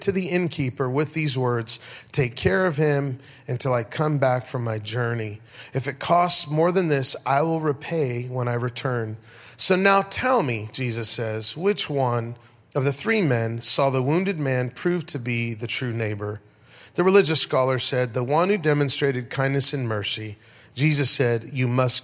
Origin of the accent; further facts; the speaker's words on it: United States; also born or lived in Las Vegas; I'm a pastor from America